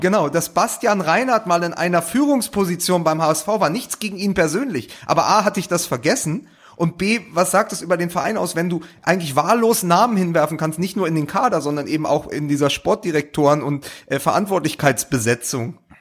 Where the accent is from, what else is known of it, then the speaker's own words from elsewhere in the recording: Berlin, Germany; ich auch als Berliner